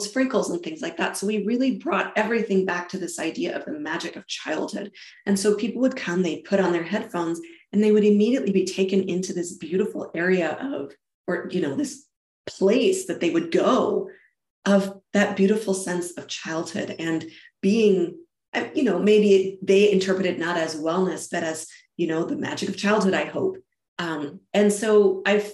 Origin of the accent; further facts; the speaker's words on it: Germany; moved away; also born or lived in England / Spain / United States / South America; So I was born and raised in Germany. I lived in England. I lived in Spain. I've lived all across the United States and South America.